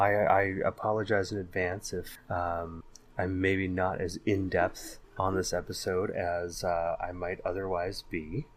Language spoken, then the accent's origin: English; Bay Area, California, United States; with me, as he is every month when we wander back through those hazy halls of our memories growing up in the Bay Area in the 80s and the 90s